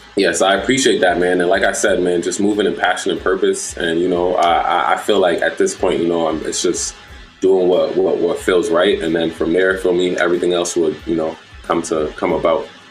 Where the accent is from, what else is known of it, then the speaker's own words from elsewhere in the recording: New York City, New York, United States; moved away as an adult; also born or lived in Jamaica (ancestry); now in Upstate New York, United States; I'm from Brooklyn